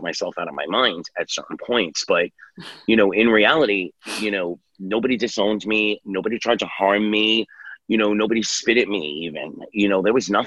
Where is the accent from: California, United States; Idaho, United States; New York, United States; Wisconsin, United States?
New York, United States; New York City; I grew up in New York City